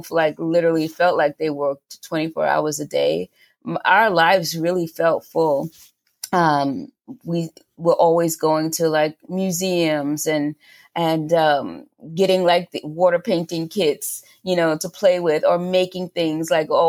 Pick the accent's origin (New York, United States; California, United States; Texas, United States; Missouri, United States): New York, United States; New York City; accent: New York; I grew up in Queens Village, New York